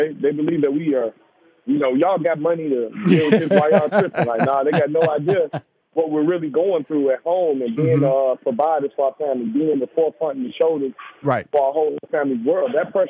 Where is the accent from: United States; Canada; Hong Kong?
United States; Chicago, Illinois; born or raised there